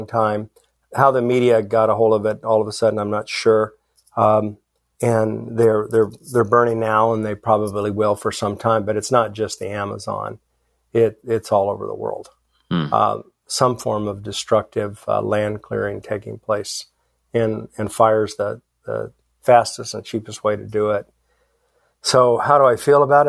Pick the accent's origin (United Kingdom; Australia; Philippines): Philippines; moved away; I grew up in the Philippines